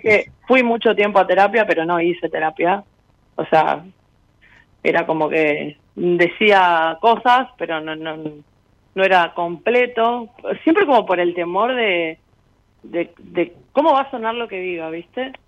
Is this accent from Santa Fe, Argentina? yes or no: yes; Rosario, Santa Fe, Argentina; now in Formosa, Argentina; soy de Rosario, pero estoy viviendo en Formosa